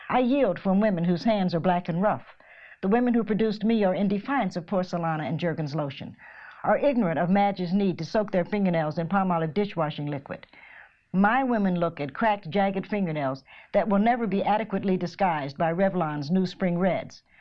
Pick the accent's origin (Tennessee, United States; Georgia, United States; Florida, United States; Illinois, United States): Tennessee, United States; Knoxville; I'm from Knoxville, so we're only four hours.